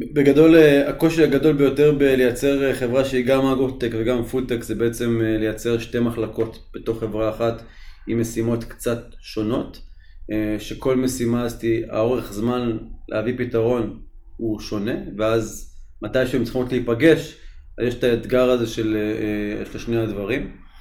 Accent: Tzippori, Northern District, Israel; אני גדלתי במושב ציפורי

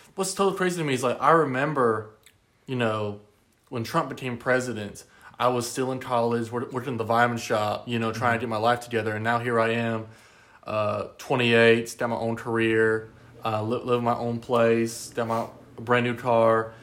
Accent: United States; as a person that lives here in the United States, as an American citizen

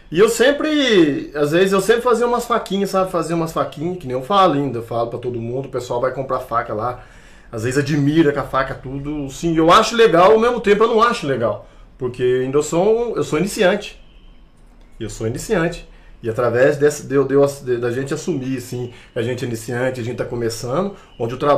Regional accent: Cambuí, Minas Gerais, Brazil; sou daqui da cidade de Cambuí mesmo.

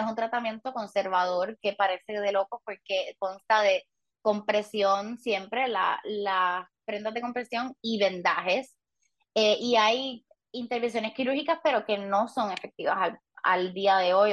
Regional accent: Puerto Rico; crecí en Puerto Rico toda mi vida

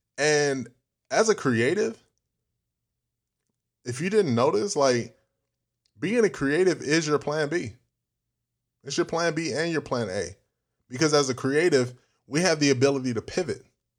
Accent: United States; I'm African American. My parents are from Ghana. And growing up in African cultured household, we were only told to be a doctor, be a lawyer, be anything in the medical field.

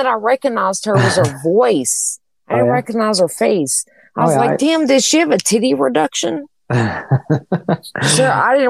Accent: Antioch, United States; I'm from Antioch.

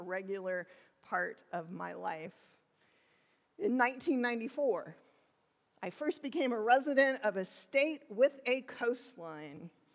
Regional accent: southern Illinois, United States; moved away as an adult; I was born in the Midwest in southern Illinois. There was not an ocean in sight.

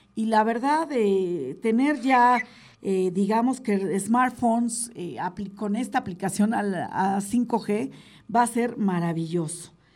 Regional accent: Mexico; como mexicanos

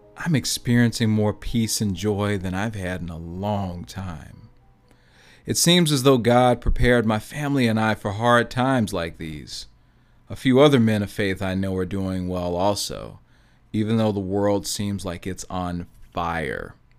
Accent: Gary, Indiana, United States; growing up in Gary, Indiana

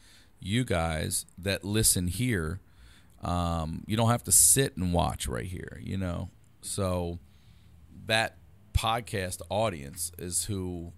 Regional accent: Baltimore, Maryland, United States; moved away; Baltimore originally.

